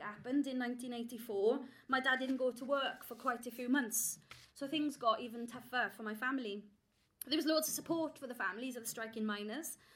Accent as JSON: {"language": "English", "region": "South Wales valleys", "country": "United Kingdom", "tie": "born or raised there", "said": "I grew up in the South Wales valleys"}